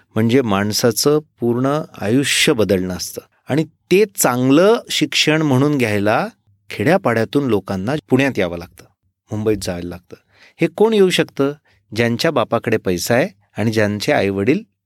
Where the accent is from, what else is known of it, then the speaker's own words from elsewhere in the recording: Erandol, Maharashtra, India; माझं मूळ गाव एरंडोल जळगाव जिल्ह्यातलं